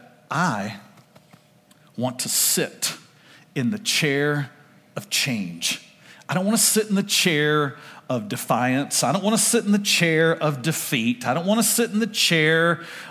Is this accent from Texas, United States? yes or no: yes; Oak Cliff, Ovilla, Texas, United States; We moved from Oak Cliff, moved to Ovilla